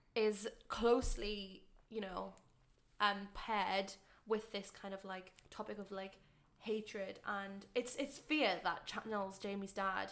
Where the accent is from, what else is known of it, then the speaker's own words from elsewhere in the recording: United Kingdom; us as British people